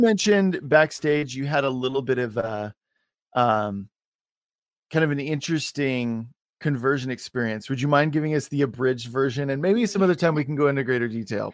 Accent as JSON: {"language": "English", "region": "Oregon", "country": "United States", "tie": "born or raised there", "also_born_or_lived": "Washington / California", "said": "I was born and raised in Oregon."}